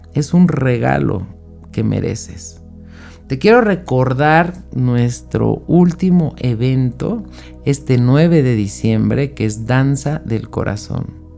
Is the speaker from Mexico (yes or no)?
yes; Mexico; yo soy de México